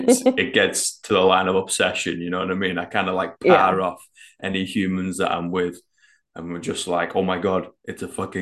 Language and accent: English; Manchester, North West England, United Kingdom; And I'm blonde from Manchester